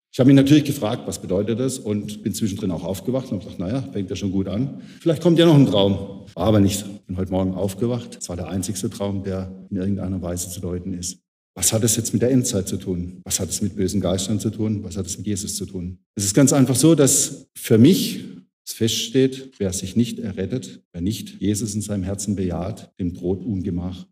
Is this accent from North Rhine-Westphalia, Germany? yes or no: no; Kreilsheim, Baden-Württemberg, Germany; in Kreilsheim, meiner Heimat